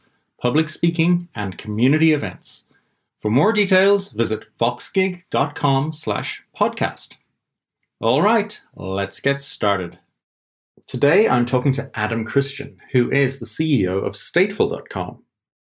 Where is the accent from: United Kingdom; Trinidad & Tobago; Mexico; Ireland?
Ireland; Waterford, Munster; my hometown of Waterford, Ireland.